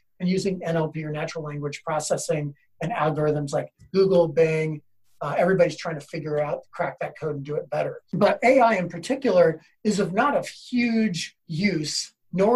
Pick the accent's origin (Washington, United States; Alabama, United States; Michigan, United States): Washington, United States; Seattle; I grew up in Seattle